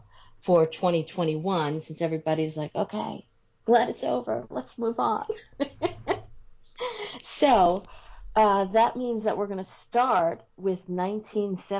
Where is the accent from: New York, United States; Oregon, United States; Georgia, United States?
New York, United States; Long Island; also born or lived in Nassau County, New York; in 1972, I moved from Nassau County on Long Island out to Suffolk